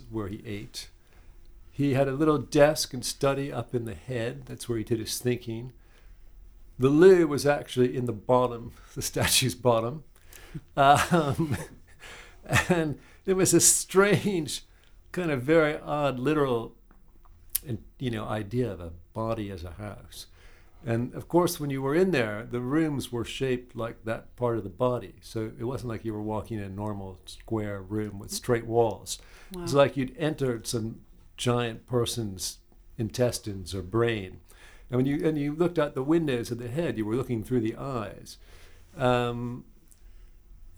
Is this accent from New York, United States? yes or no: yes; New York City, New York, United States; moved away as an adult; now in London, United Kingdom; I grew up in New York City, and I used to go back to New York from the UK